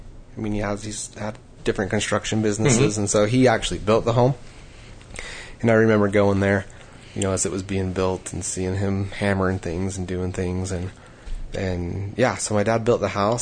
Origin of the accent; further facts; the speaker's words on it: Woods Cross, Utah, United States; also born or lived in Rose Park, Salt Lake City, Utah; I actually grew up in Woods Cross.